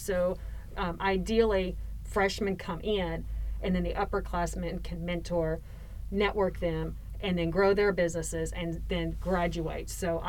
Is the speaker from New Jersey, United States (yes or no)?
no; Waco, Texas, United States